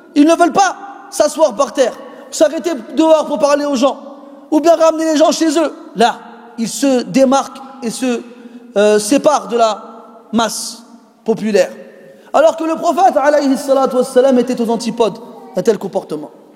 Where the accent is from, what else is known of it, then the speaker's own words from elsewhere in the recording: Morocco; en tant que Marocain formaté